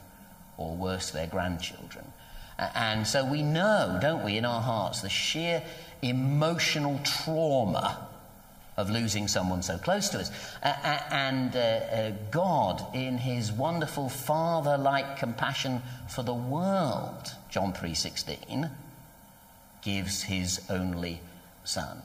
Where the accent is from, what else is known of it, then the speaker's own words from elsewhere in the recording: United Kingdom; We're very British